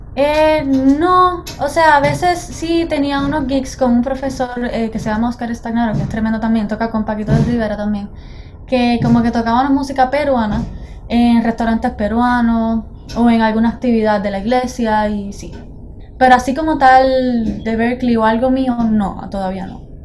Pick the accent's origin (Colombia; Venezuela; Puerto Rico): Puerto Rico; Juncos; moved away as an adult; now in Boston, United States; soy de Juncos, Puerto Rico